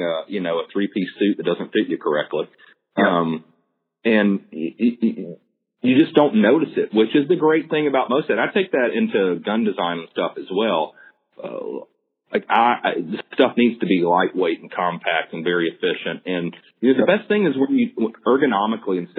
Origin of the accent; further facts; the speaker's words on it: the South, United States; growing up in the South